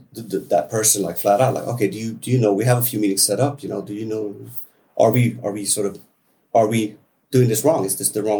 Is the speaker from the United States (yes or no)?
no; Sweden; We're two guys from Sweden